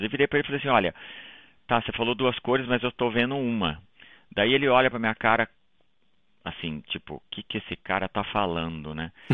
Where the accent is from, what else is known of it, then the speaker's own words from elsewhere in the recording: Taquarituba, São Paulo, Brazil; moved away as an adult; now in Toronto, Canada; Eu sou de Taquarituba, como você falou, no interior de São Paulo, uma cidadezinha lá